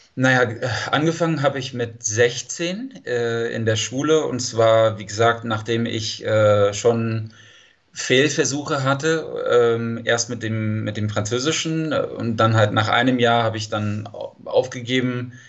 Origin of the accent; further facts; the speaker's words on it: San Diego, California, United States; German is a second language; ich komme aus San Diego, Kalifornien